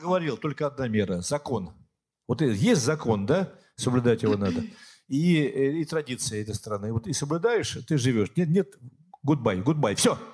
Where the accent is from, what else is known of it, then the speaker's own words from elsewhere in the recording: Siberia, Russia; also born or lived in Yekaterinburg; now in Prague, Czech Republic; Я сам из Сибири, где моя малая родина